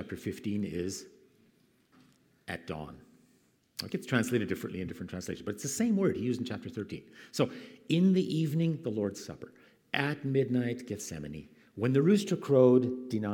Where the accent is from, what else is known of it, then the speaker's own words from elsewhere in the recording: Canada; moved away; Where I grew up in Canada